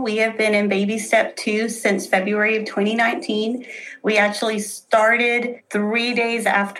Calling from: Tyler, Texas, United States; Tyler, Texas.

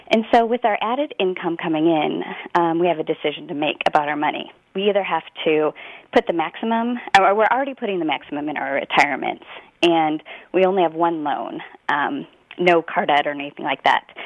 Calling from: Oregon, United States; Hi, I'm calling from Oregon.

